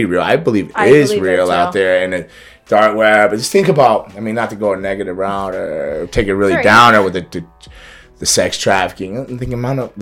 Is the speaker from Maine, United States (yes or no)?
no; Florida, United States; I grew up in Florida